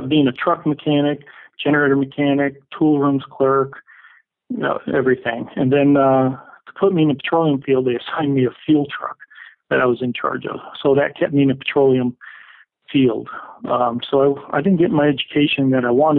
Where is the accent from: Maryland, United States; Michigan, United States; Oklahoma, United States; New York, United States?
New York, United States; Adirondack Mountains, upstate; moved away as an adult; now in Missoula, United States; I grew up in upstate New York, and when I say upstate, I mean up near the Canadian border in the Adirondack Mountains